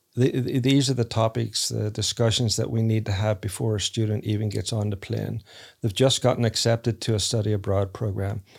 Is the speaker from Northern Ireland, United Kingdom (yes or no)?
yes; Northern Ireland, United Kingdom; now in United States; I grew up in Ireland, Northern Ireland, so people aren't typically nice to each other